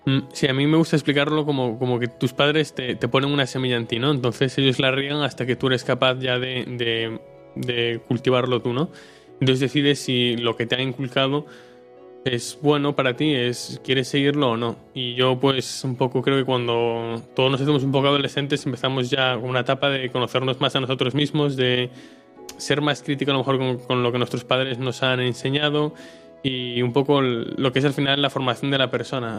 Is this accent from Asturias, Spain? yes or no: no; Marín, Galicia, Spain; soy de Marín, que es un pueblo que está al lado de, Pontevedra